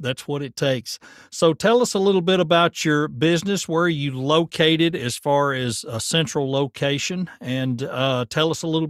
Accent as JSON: {"language": "English", "town": "Murfreesboro", "region": "Tennessee", "country": "United States", "tie": "born or raised there", "said": "That's my hometown"}